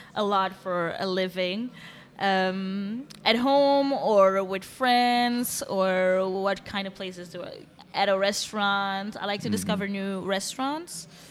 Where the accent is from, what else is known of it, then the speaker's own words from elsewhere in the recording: Antwerp, Flanders, Belgium; moved away as an adult; now in Brussels, Belgium; I was born in Antwerp. I grew mm-hmm. up in mm-hmm. Antwerp.